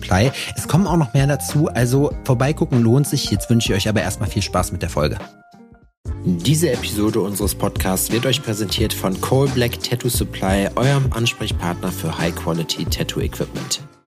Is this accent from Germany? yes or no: yes; Schalksmühle, North Rhine-Westphalia, Germany; ich komme aus Schalksmühle